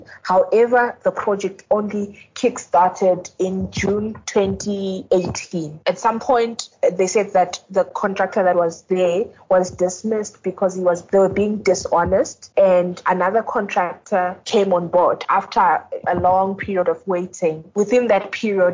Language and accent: English; East Rand, Gauteng, South Africa; I'm from the East Rand